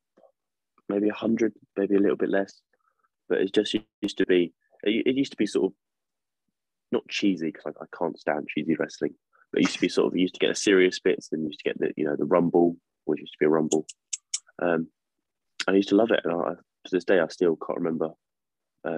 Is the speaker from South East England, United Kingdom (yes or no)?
yes; Worthing, South East England, United Kingdom; In my area, in my hometown, in Worthing.